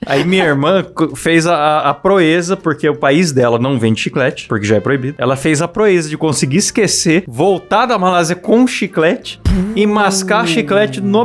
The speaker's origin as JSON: {"language": "Portuguese", "region": "São Paulo", "country": "Brazil", "tie": "born or raised there", "said": "quando eu era criança em São Paulo"}